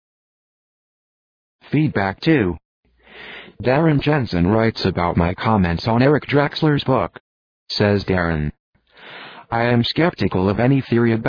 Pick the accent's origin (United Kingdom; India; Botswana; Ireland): India; now in United States; I was now seeing my hometown with foreign eyes.